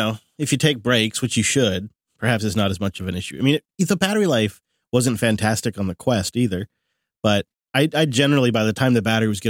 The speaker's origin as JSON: {"language": "English", "country": "United States", "said": "And I was originally from the States, where I've eaten a lot of good barbecue nationwide."}